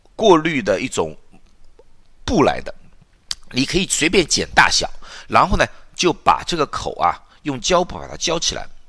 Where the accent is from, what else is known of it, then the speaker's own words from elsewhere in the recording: China; 因为你知道中国的餐厅，我们都中国人